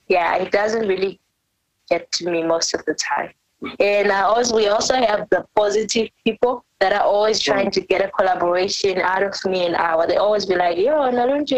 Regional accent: South Africa; first language Ndebele; English is a second language; now in Bulawayo, Zimbabwe; the reason why I sing like this is because I was raised in South Africa.

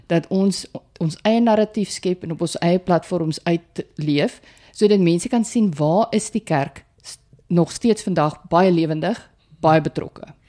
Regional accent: Putsonderwater, Northern Cape, South Africa; moved away; ek 'n boerling van put onder water is en ja, die plek bestaan werklik.

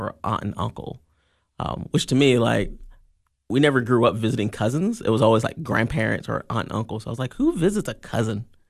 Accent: Columbia, Tennessee, United States; moved away as an adult; now in Cookeville, United States; I grew up in Columbia, Tennessee, um, and I moved up here in two thousand and five for Tennessee Tech

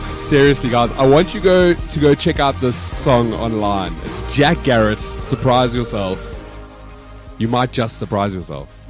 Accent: South Africa; being South African

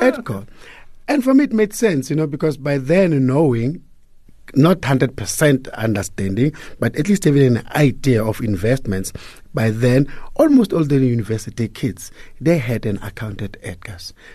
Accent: Hammanskraal, Gauteng, South Africa; I was born and bred in Pretoria, a town called Hammanskraal.

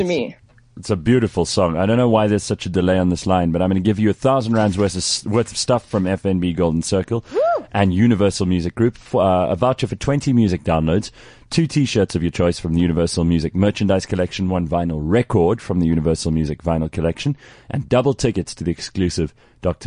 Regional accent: Port Elizabeth, Eastern Cape, South Africa; now in Cape Town, South Africa; I'm phoning from Cape Town. I'm from Port Elizabeth

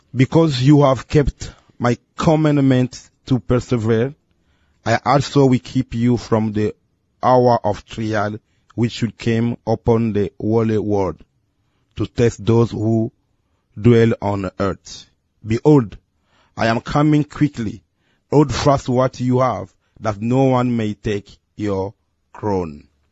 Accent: Angola; English is a second language; also born or lived in Democratic Republic of the Congo; now in Guangzhou, China; born in Congo Democratic, okay. and I grew up in Angola.

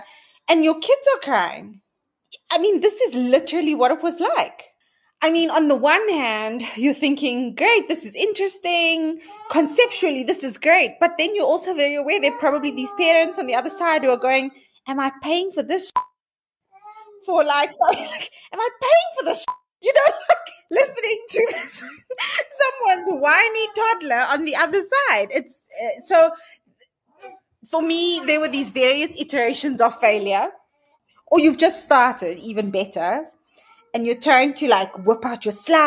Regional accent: Cape Town, Western Cape, South Africa; I grew up in Cape Town in a quite traditional colored home

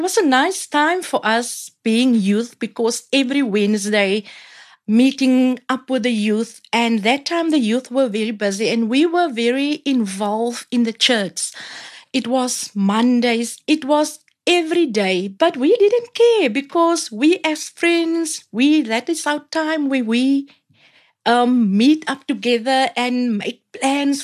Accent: Cape Town, Western Cape, South Africa; I grew up in Matriesfontein, where I stay most of my life until 2006, where I bought my own house

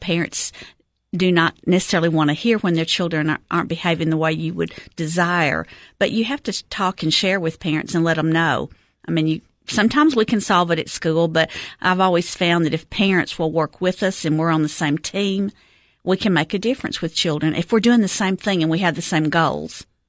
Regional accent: Cookeville, Tennessee, United States; I am a Cookville native. I have lived here my whole life.

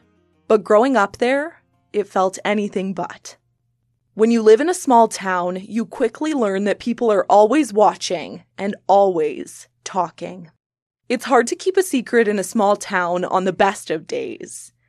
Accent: Saskatchewan, Canada; Shell Lake is about a 40-minute drive from my hometown.

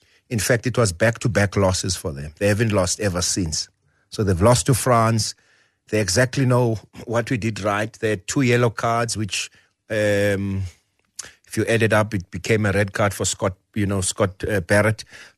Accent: South Africa; So I think as a South African rugby fraternity, thanks to the support of many people

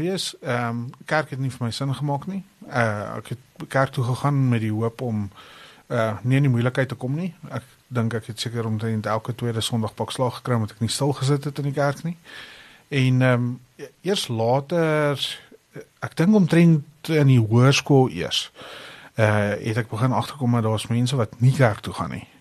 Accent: Pretoria, Gauteng, South Africa; ek het groot geword hier in Pretoria

